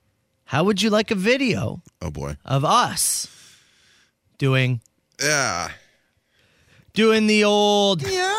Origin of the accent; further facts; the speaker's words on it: Raleigh, North Carolina, United States; born there; I was born in Raleigh.